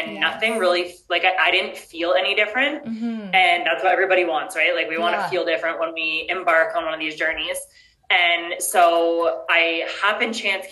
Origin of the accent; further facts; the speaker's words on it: Newmarket, Ontario, Canada; first language English; moved away as an adult; also born or lived in Mexico; now in Colombia; I'm from Newmarket, which is actually like 45 minutes north of Toronto